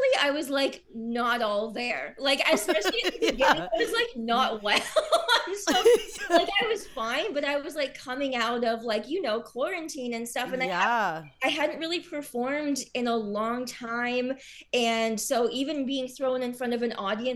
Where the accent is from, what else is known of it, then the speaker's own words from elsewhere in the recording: Kitchener, Ontario, Canada; moved away as an adult; now in Toronto, Canada; I'm from Kitchener. And so I know a lot of people around, like, the Kitchener, Waterloo, Cambridge area.